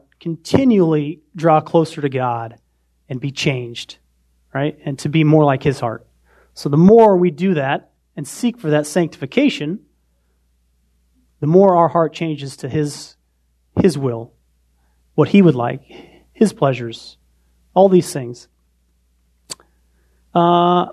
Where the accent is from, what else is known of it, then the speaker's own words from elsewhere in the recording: Montana, United States; also born or lived in Indiana; now in Indianapolis, United States; I was born in Montana. We were still in Montana at the time